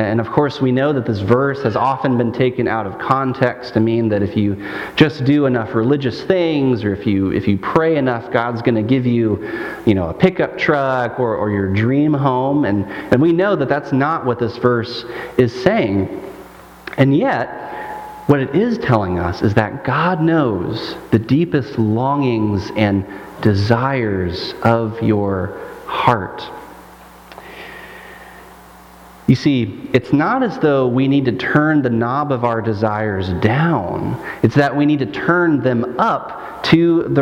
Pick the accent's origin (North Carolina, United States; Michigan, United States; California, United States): Michigan, United States; in my hometown in Michigan